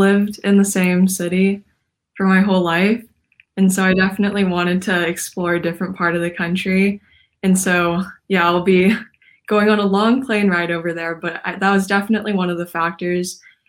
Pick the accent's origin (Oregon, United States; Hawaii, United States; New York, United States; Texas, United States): Oregon, United States; Portland; I am from Portland, Oregon